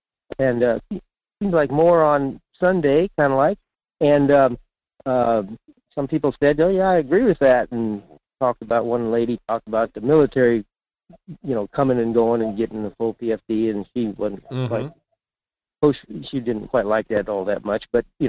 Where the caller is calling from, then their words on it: Fairbanks, Alaska, United States; in Fairbanks.